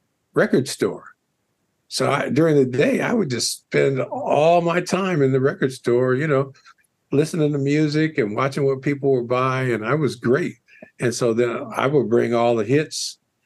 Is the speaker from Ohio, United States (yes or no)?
yes; Toledo, Ohio, United States; I grew up in Toledo, Ohio